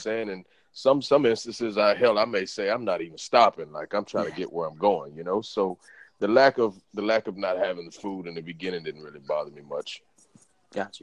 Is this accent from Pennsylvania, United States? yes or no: no; Beaumont, Texas, United States; now in Houston, United States; I'm from Beaumont. I'm from a small town.